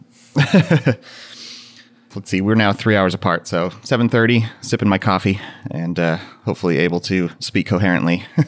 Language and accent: English; Central Valley of California, United States; now in Minneapolis, United States; I grew up in the Central Valley of California